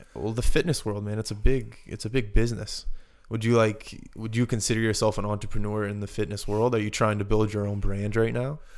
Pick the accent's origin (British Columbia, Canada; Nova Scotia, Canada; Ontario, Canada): Nova Scotia, Canada; Halifax; moved away; we grew up in Halifax together